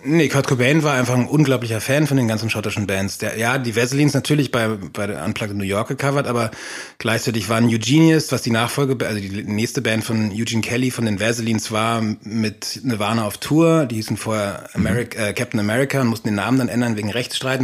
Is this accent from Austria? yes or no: yes; Austria; moved away; in Österreich, dann dem Dorf, wo ich herkomme, bei meinem Vater